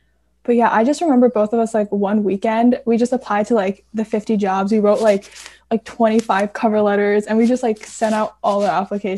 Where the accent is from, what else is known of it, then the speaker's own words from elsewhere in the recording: Mississauga, Ontario, Canada; because we're from Mississauga